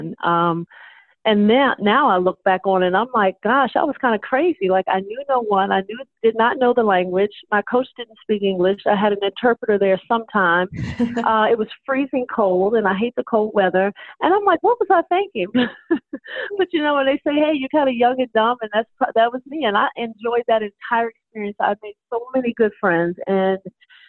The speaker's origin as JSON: {"language": "English", "region": "Maryland", "country": "United States", "moved": "yes", "lives_now": "Florida, United States", "said": "I'm from the Maryland area originally, so when we go up to that area to play, that's home for me"}